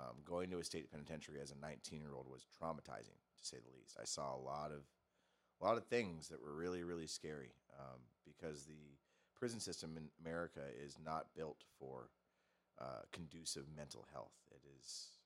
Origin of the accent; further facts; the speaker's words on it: Torrance, California, United States; I grew up over in Torrance